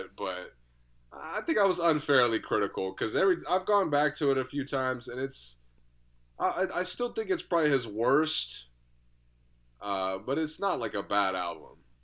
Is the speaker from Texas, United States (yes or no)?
no; Germantown, Maryland, United States; now in Rockville, United States; my hometown